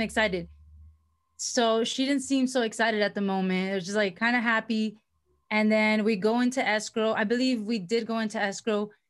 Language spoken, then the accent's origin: English; Miami, Florida, United States; moved away as an adult; also born or lived in Virginia; now in California, United States; I moved uh, out here to California because I'm from originally from Miami, Florida.